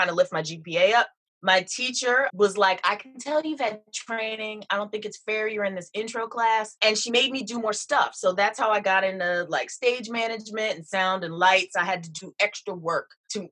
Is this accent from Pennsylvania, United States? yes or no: yes; Philadelphia, Pennsylvania, United States; moved away as an adult; also born or lived in Atlanta; I grew up in Philadelphia, Pennsylvania